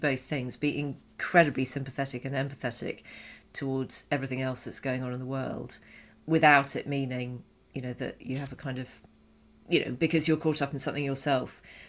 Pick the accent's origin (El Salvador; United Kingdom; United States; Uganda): United Kingdom; now in Canada; As a British guy living in Canada, one of the things I've learned since being this side of the pond